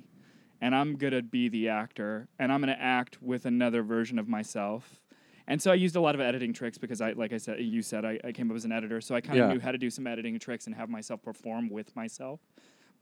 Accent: Little Rock, Arkansas, United States; moved away; also born or lived in Elk Grove Village, Illinois; I grew up in Little Rock, Arkansas

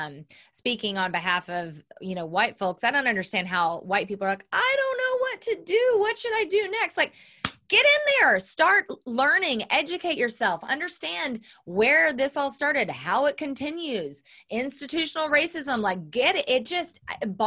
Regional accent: Southern Oklahoma, United States; I was raised Southern Baptist in Southern Oklahoma

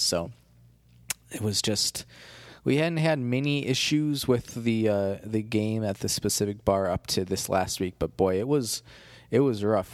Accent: Midwest, United States; accent: Midwestern; also born or lived in Baltimore; now in Chicago, United States; People always make fun of the way I say sorry 'cause of my Midwestern accent

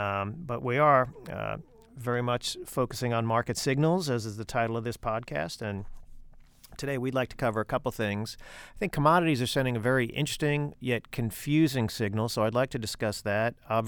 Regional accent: Ireland; being the Irishman, I was excited to see Shane Lowry win the Open Championship yesterday

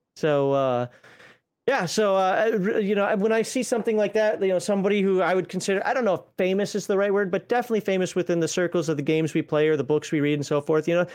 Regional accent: Minnesota, United States; accent: Minnesota; that's my Minnesota accent, and that's one of the few Minnesota words that I'm not gonna be able to get rid

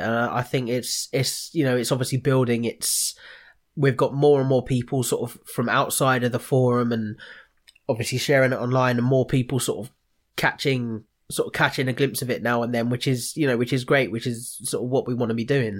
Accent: Watford, East of England, United Kingdom; now in Ramsgate, United Kingdom; I'm from Watford

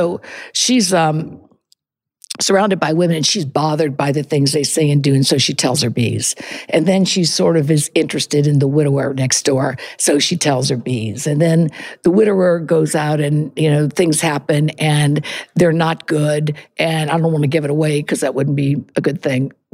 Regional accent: the South, Southern United States, United States; now in Montclair, United States; being a Southerner, a good Catholic girl

